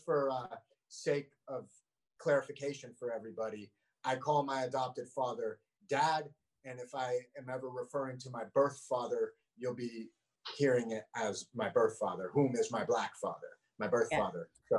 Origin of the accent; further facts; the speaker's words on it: Vermont, United States; I think we're second. I think Vermont is second whitest